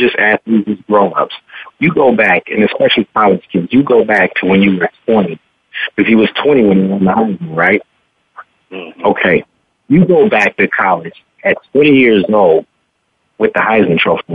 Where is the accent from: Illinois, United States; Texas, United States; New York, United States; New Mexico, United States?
Illinois, United States; Chicago; also born or lived in El Dorado, Kansas / Wyoming; we get the four seasons, you know, in Chicago.